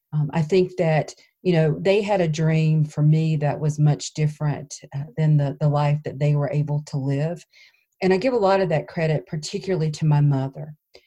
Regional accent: Clinton, North Carolina, United States; moved away as an adult; also born or lived in Colorado; I'm originally from North Carolina. I'm from a small town, Clinton, between Raleigh and Wilmington. And my tribe is Kahari. It's C-O-H-A-R-I-E. I grew up in that area and lived there until I went to college.

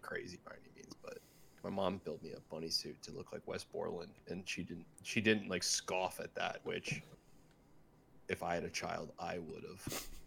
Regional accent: Midwest, United States; moved away as an adult; also born or lived in California; all of us growing up in the Midwest

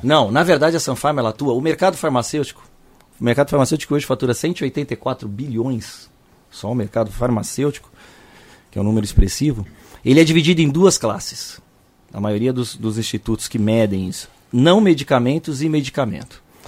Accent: São Paulo, Brazil; vem do bairro de Santana, que é o bairro que eu nasci. Eu sou de São Paulo.

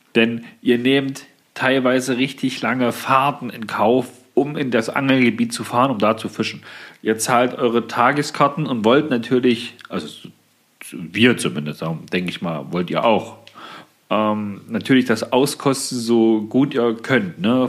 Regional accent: Thuringia, Germany; hier bei uns in Thüringen

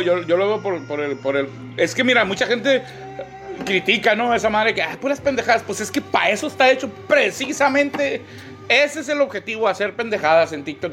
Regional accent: Mexicali, Baja California, Mexico; yo nací en Mexicali. Mis papás nacieron aquí

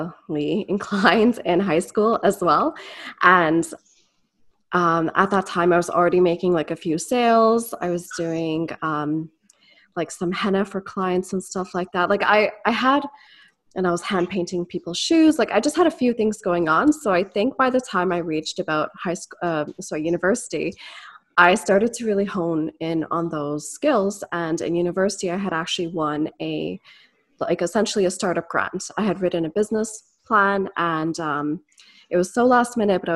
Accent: Etobicoke, Malton, Brampton, Ontario, Canada; So I was born in Etobicoke. I was raised, I guess, between Moulton and then later Brampton, as well as Etobicoke

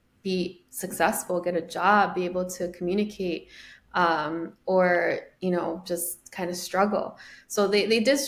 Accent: Chicago, Illinois, United States; first language Spanish; English is a second language; I was born and raised in Chicago.

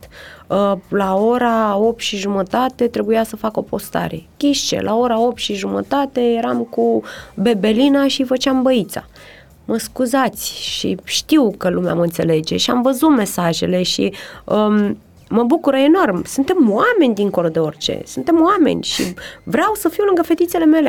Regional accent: Romania; moved away; also born or lived in United States; suntem români

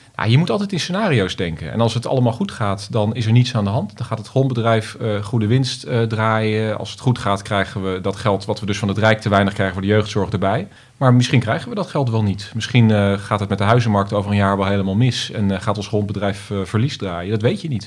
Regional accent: Almere, Flevoland, Netherlands; als Almeerders

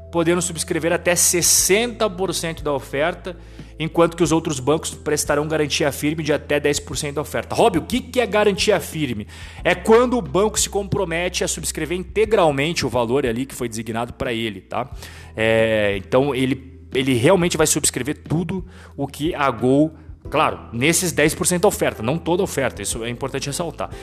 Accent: Brazil; como brasileiro

